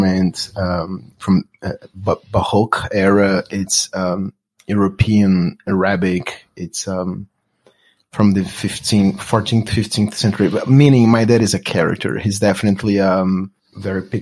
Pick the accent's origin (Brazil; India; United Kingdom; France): Brazil; Brasília, Federal District; English is a second language; moved away as an adult; also born or lived in Los Angeles; now in United States; I'm from Brasilia, Brazil's capital